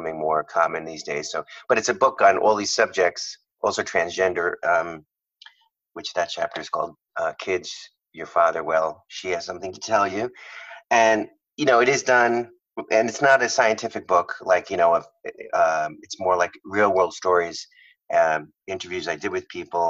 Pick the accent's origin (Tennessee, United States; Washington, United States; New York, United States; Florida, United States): New York, United States; Long Island; moved away as an adult; now in California, United States; grew up in Long Island